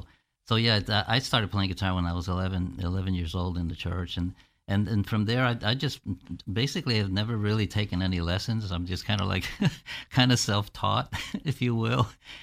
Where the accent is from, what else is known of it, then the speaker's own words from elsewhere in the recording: Buffalo, New York, United States; born there; In Buffalo, New York, yes. In 1953, I was born in Buffalo, New York.